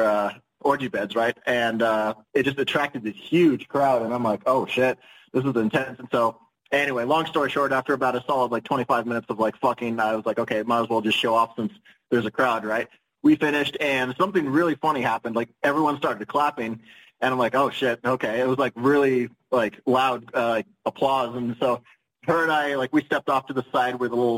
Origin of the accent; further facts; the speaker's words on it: Los Gatos, California, United States; also born or lived in San Diego, California; But yeah, the San Francisco Bay Area in California is where I did most of my growing up, although I was originally born in San Diego.